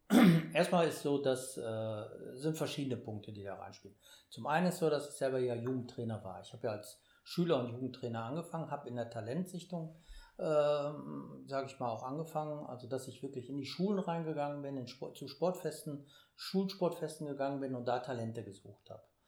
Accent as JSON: {"language": "German", "town": "Münster", "region": "North Rhine-Westphalia", "country": "Germany", "said": "ich komme aus Münster"}